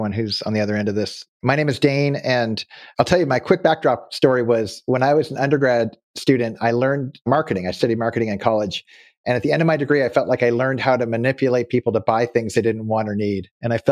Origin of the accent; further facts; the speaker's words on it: Nova Scotia, Canada; also born or lived in California; now in Auburn, California, United States; now that I live in California, but I grew up in Nova Scotia, Canada